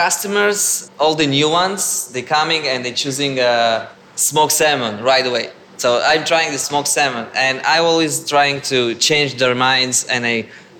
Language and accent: English; Tel Aviv, Tel Aviv District, Israel; English is a second language; moved away as an adult; now in New York, United States; I'm from Israel, Tel Aviv. Came specially to New York and opened Sherry Herring NYC.